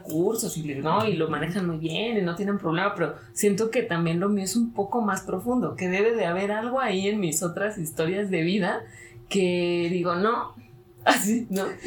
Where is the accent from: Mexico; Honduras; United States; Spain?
Mexico; aquí en mi país, en México